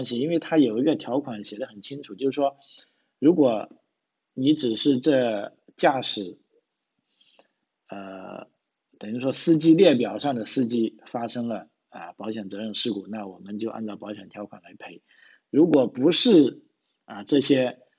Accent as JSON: {"language": "Chinese", "country": "China", "moved": "yes", "lives_now": "Australia", "said": "那就不像啊我们从这个中国来的朋友，因为在国内已经。有了这种观念啊，会存钱啊。"}